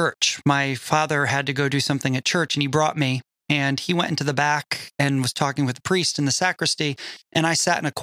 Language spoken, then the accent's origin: English; Connecticut, United States; I was raised Roman Catholic in Connecticut